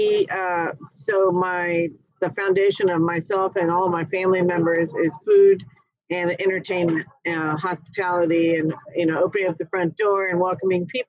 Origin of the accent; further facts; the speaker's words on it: Carmel, California, United States; moved away; also born or lived in Dallas, Texas / Napa, California / Wilmington, North Carolina; I moved back to my hometown of Carmel